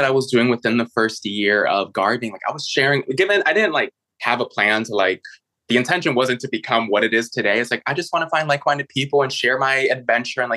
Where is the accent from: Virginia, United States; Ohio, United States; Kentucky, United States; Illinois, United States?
Illinois, United States; Chicago; moved away; also born or lived in San Francisco / New York City; I was actually born and raised in Chicago.